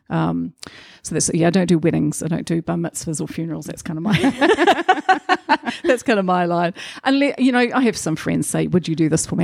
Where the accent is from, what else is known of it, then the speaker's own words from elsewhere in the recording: Rotorua, Bay of Plenty, New Zealand; so I'm a Rotorua girl. I grew up in Rotorua.